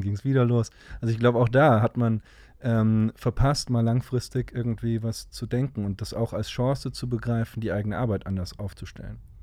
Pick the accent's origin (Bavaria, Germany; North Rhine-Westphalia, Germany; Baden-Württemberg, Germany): North Rhine-Westphalia, Germany; Cologne; in Düsseldorf zu arbeiten als Kölner